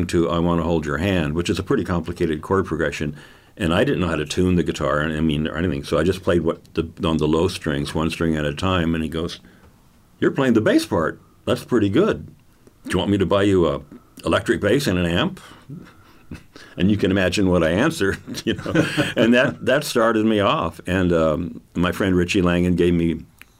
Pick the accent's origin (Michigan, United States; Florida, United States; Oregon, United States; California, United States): California, United States; Carlsbad; also born or lived in Oceanside, California; Carlsbad has always been my hometown